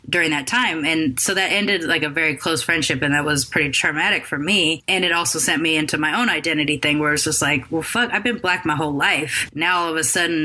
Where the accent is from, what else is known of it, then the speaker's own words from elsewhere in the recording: Long Beach, California, United States; also born or lived in Sacramento / Oakland / San Francisco / Bay Area; growing up in Long Beach, and in our freshman year in high school